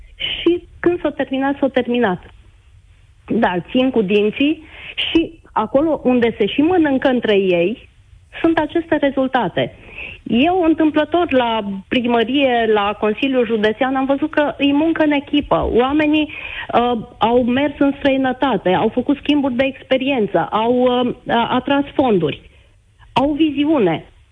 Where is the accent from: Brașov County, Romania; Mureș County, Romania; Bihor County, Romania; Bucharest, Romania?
Bihor County, Romania; a village near Oradea; în primăria din satul de unde sunt eu